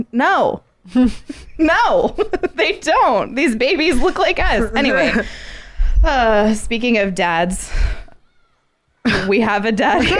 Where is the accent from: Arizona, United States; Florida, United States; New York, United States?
Arizona, United States; I'm from Arizona.